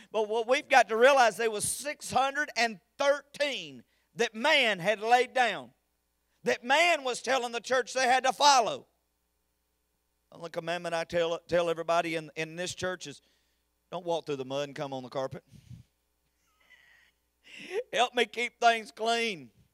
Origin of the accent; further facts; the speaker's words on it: United States; I'm an American